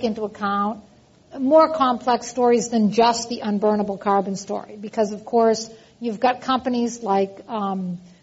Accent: East Coast, United States; accent: East Coast; also born or lived in Texas; now in California, United States; you can hear from my accent that I'm originally from the East Coast

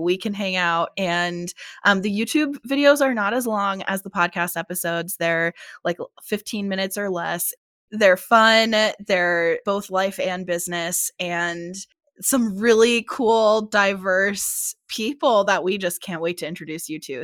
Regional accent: Pennsylvania, United States; now in Phoenix, United States; My dad still lives in Pennsylvania, that's where I grew up

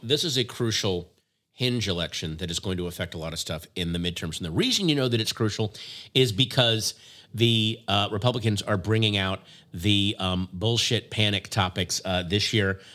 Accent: Virginia, United States; my home state of Virginia

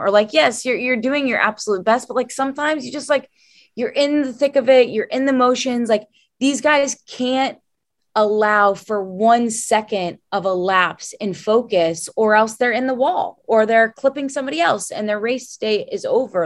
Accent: Louisville, Kentucky, United States; I'm from Louisville, Kentucky

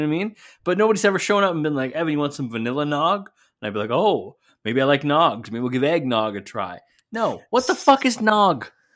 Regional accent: Sault Ste. Marie, Ontario, Canada; my hometown Ontario Hockey League team

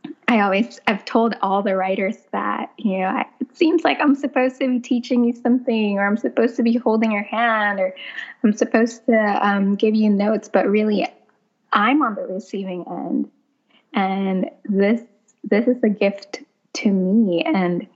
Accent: Philippines; also born or lived in New York City; now in South Carolina, United States; I grew up in the Philippines, impoverished, living in a house that was abandoned

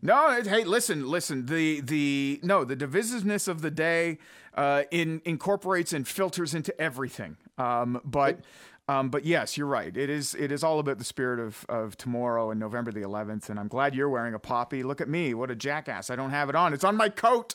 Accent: Almonte, Ontario, Canada; I'm from Almont, Ontario

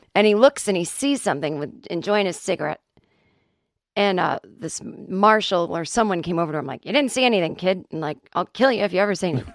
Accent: Boston, Massachusetts, United States; I'm not Irish, but I'm from Boston

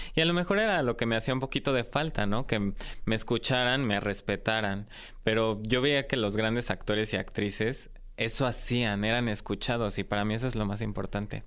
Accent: Mexico City, Mexico; yo nací aquí en la Ciudad de México y crecí en una familia tradicional

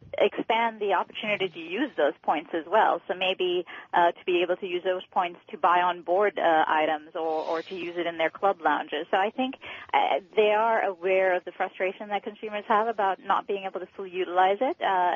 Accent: Tampa, Florida, United States; I'm going to go with my hometown airport, Tampa Airport.

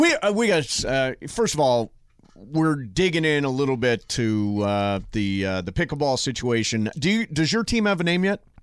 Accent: Toledo, Ohio, United States; moved away; I grew up in Toledo, Ohio

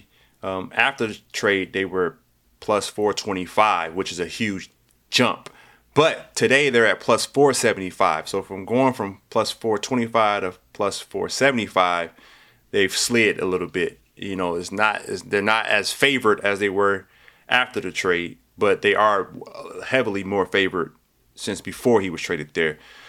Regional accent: Midwest, United States; People don't realize that because we're from the Midwest.

